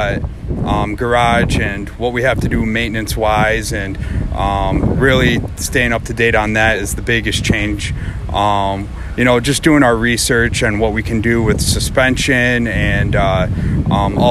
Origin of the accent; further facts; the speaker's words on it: New York, United States; I'm from Sequoia, New York.